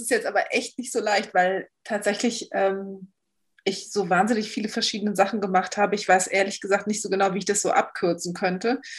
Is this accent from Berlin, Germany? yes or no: yes; Berlin, Germany; Also ich bin, ich komme aus Berlin.